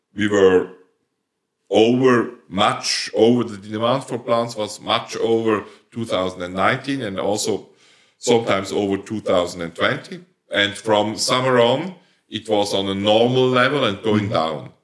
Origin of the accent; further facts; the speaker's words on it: Switzerland; accent: Swiss German dialect; first language Swiss German; English is a second language; my first language is Swiss dialect